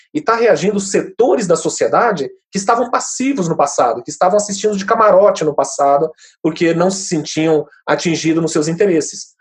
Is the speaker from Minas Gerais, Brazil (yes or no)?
no; Mato Grosso do Sul, Brazil; eu sou do Mato Grosso do Sul